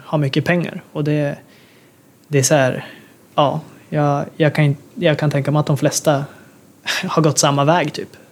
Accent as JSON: {"language": "Swedish", "country": "Sweden", "moved": "as an adult", "said": "som svensk"}